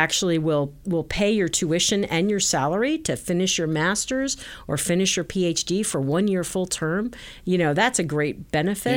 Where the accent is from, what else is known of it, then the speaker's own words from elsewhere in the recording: New Jersey, United States; moved away as an adult; now in Silicon Valley, United States; I grew up in New Jersey